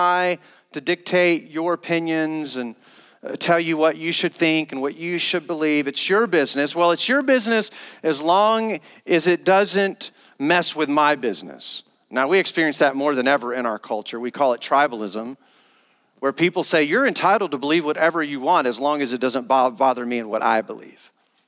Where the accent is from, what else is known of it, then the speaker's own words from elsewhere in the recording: the South, United States; Growing up in Christendom, I grew up as a missionary around families that loved Jesus, but growing up in churches in the South